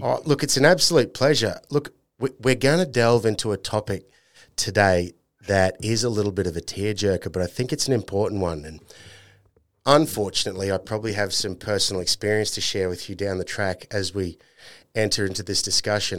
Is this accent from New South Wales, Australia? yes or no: no; North Queensland, Australia; I'm from North Queensland